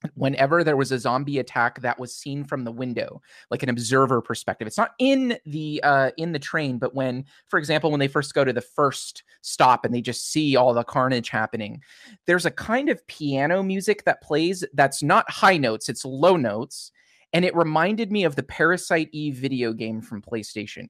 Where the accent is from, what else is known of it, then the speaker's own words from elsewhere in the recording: United States; as an American